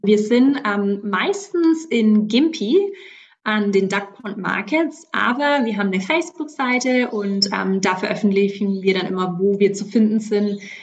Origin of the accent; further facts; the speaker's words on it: Middle Franconia, Bavaria, Germany; accent: southern German; moved away as an adult; now in Gympie, Australia; ich bin aus Mittelfranken, falls man es nicht hört